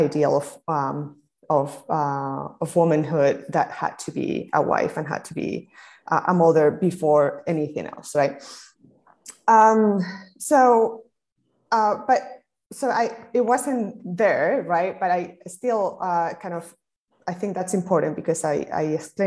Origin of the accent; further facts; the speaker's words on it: Spain; moved away; I come from Spain. I'm a Spaniard, and my family, I was born in the 80s. So my family is a Spanish family living in this transition to democracy